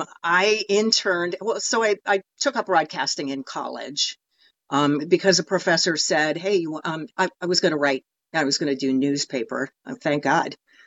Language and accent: English; Sandusky, Ohio, United States; Sandusky, Ohio.